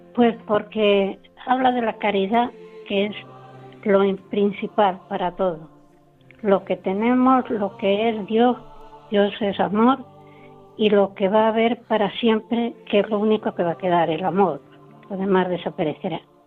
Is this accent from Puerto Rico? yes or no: no; Sonseca, Castilla-La Mancha, Spain; moved away as an adult; en Sonseca, porque yo nací en Sonseca. Y allí fue donde yo desarrollé mi, mi juventud